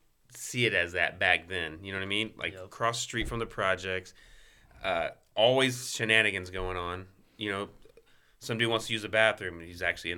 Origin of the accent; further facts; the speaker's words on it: Marietta, Georgia, United States; born there; But I was born in Marietta, Georgia, because I don't know.